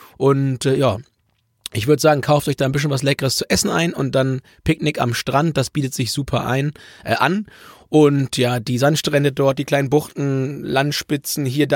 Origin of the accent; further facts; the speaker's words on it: Hamburg, Germany; für mich als Hamburger